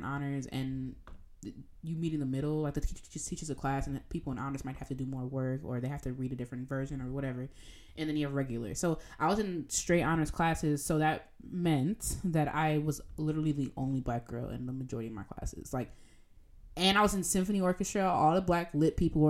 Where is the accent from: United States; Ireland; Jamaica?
Jamaica; accent: Jamaican; in my Jamaican accent